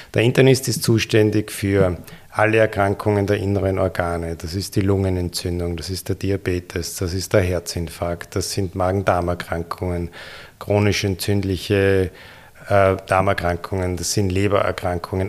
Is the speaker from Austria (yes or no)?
yes; Linz, Upper Austria, Austria; moved away as an adult; also born or lived in Vienna, Austria / Ulm, Germany; Ich war der, im Gymnasium in Linz in der Fadingerstraße und ging danach in Wien an die Universität